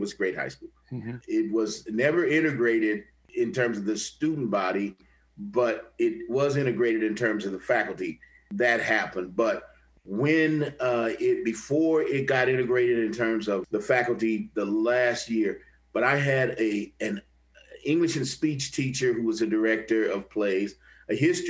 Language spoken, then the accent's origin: English; Kansas City, Kansas, United States; moved away as an adult; also born or lived in Jefferson City, Missouri / Buffalo / Chicago / St. Louis; I was born in Missouri, but I was raised in Kansas